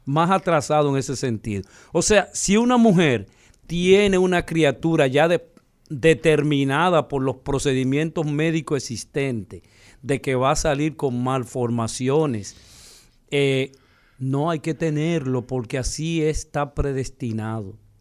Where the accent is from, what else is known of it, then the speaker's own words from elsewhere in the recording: Dominican Republic; nosotros como dominicanos